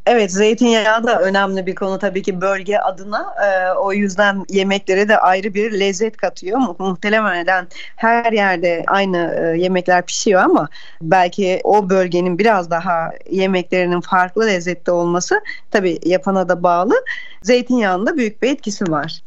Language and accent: Turkish; Aegean Region, Turkey; bir Ege'li olarak ben